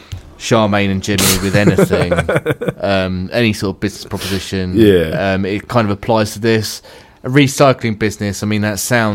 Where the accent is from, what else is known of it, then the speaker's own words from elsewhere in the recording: Middlesex, London, United Kingdom; moved away; I'm from Middlesex originally